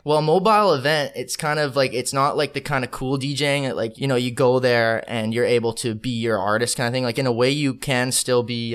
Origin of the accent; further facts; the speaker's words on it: Calgary, Alberta, Canada; moved away as an adult; also born or lived in Ottawa, Ontario; now in Vancouver, Canada; I'm actually from Ottawa, but I I was only there for like four years, and then I moved to Calgary, Alberta, and then I I grew up there pretty much like till I was 21